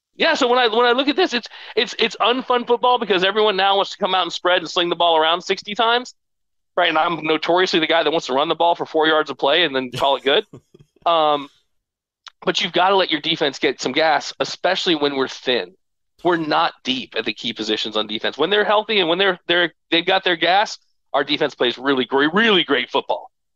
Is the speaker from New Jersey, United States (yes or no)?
no; Stoughton, Massachusetts, United States; I was born in Stoughton